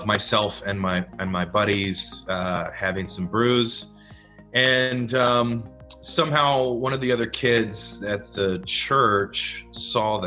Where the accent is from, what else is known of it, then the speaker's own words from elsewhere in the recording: the Bible Belt, United States; growing up in the Bible Belt